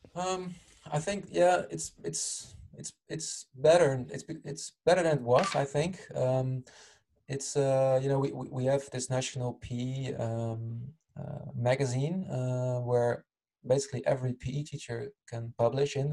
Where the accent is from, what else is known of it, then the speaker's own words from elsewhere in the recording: Utrecht, Netherlands; moved away; also born or lived in Rotterdam; actual hometown is Utrecht at the moment. I'm not living there anymore.